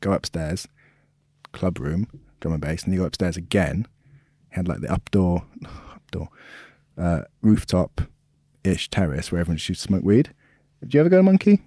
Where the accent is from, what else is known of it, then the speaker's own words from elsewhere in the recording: Swansea, Wales, United Kingdom; My village, the village I'm from, Wormford.